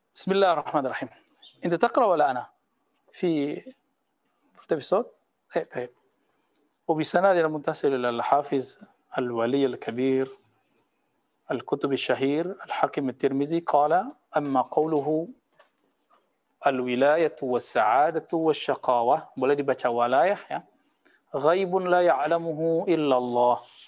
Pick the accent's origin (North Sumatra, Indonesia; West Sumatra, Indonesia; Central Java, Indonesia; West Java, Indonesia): West Sumatra, Indonesia; Payakumbuh; moved away; kampung saya